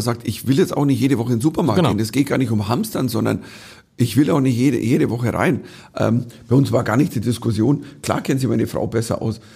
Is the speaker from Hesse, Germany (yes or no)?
no; Bavaria, Germany; als Bayer